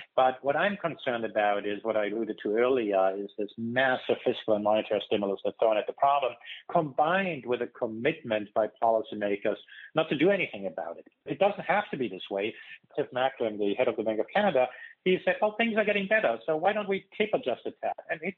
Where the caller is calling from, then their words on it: California, United States; I'm calling here from California